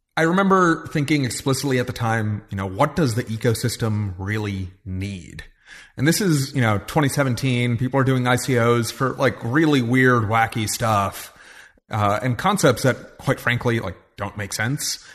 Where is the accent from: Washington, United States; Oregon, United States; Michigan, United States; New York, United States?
New York, United States; I grew up in New York